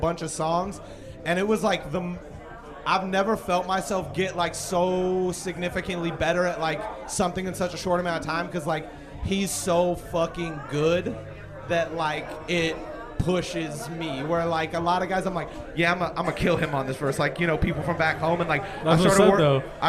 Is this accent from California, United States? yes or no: yes; Cambria, California, United States; also born or lived in Oregon; I'm from Cambria originally